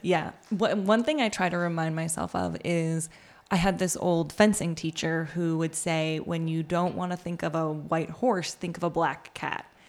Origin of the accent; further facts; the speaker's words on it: New York, United States; I grew up in New York